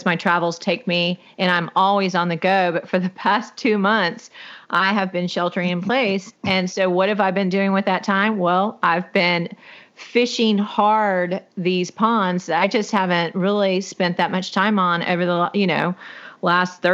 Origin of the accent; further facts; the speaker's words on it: Houston, Texas, United States; also born or lived in Navasota, Texas; I'm from Houston, Texas, but my parents in the late 70s bought a piece of property right outside of Houston.